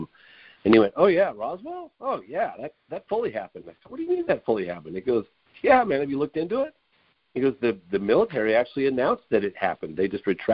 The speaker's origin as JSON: {"language": "English", "region": "England", "country": "United Kingdom", "tie": "born or raised there", "said": "my dad's British, and I was born in England"}